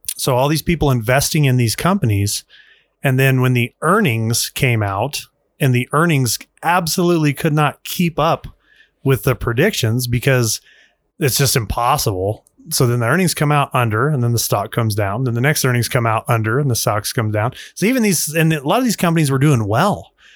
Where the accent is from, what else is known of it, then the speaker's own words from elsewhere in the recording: Utah, United States; moved away; I grew up in Utah.